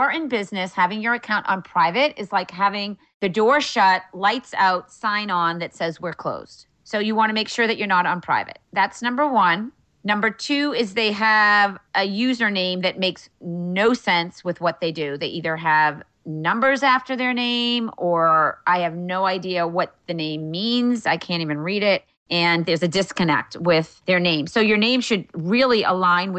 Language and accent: English; Wellesley, Massachusetts, United States; also born or lived in Cape Cod; my hometown in Wellesley, Massachusetts